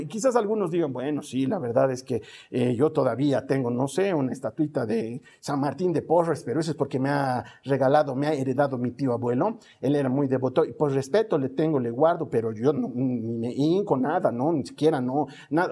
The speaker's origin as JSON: {"language": "Spanish", "country": "Bolivia", "said": "aquí en mi país"}